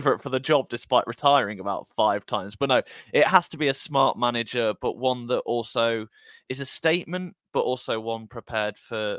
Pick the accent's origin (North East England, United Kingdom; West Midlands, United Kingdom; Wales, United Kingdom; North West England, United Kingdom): West Midlands, United Kingdom; Burton upon Trent; I grew up in Burton when Gary Rowe was in charge of the club there